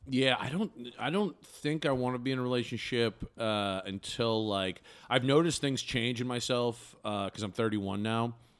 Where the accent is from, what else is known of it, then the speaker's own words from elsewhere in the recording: Bangor, Maine, United States; now in Chicago, United States; I grew up in, uh, Maine